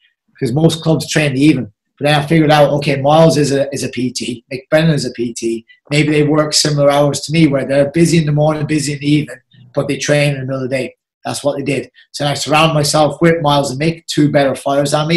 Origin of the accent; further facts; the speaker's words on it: Carroll, Munster, Ireland; I'm from Carroll